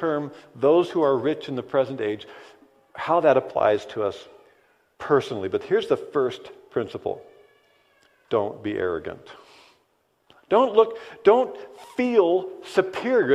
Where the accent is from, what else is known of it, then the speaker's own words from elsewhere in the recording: United States; also born or lived in Ozaukee County, Wisconsin; here we are today as American Christians